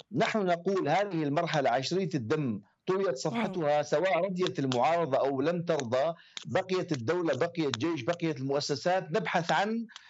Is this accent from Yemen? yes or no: no; Syria; لنا كسوريين